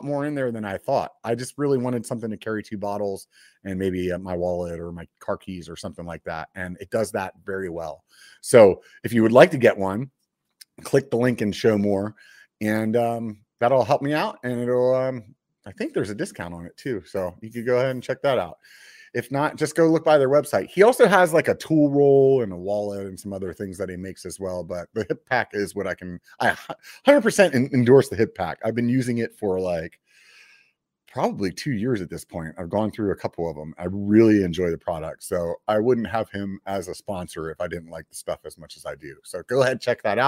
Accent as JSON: {"language": "English", "region": "Pennsylvania", "country": "United States", "tie": "born or raised there", "moved": "yes", "said": "I grew up on the East Coast. I'm from Pennsylvania originally."}